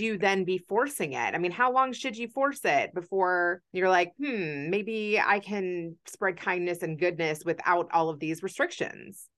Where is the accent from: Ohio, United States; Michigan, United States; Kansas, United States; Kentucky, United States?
Kentucky, United States; growing up a Jew in Kentucky